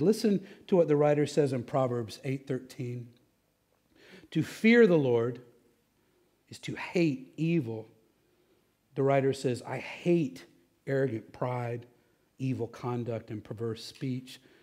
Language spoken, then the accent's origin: English; Texas, United States; I'm from Texas